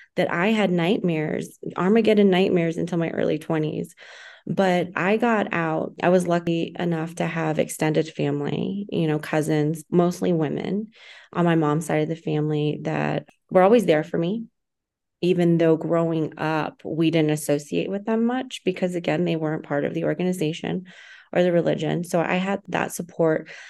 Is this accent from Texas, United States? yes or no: yes; Texas, United States; I was born in Texas, Latino family, Latino background, raised in a very extreme religious organization